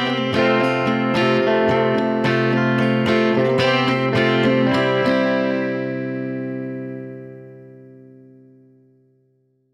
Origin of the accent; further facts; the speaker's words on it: United States; as American women, particularly white privileged women